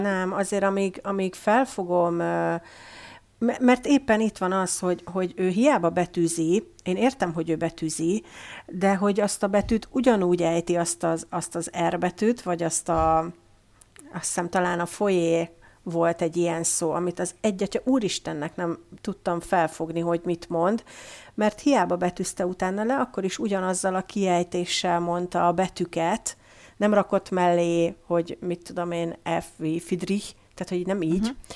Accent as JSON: {"language": "Hungarian", "country": "Hungary", "first_language": "Hungarian", "moved": "yes", "lives_now": "Germany", "said": "hogy magyar vagyok"}